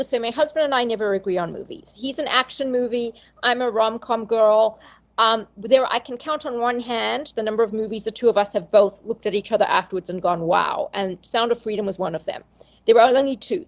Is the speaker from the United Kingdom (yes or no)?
no; Zimbabwe; I grew up in Zimbabwe where movies were very limited